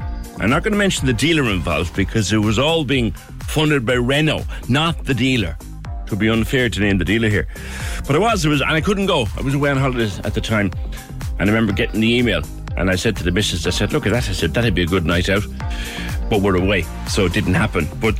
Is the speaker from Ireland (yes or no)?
yes; Ireland; we spend as Irish people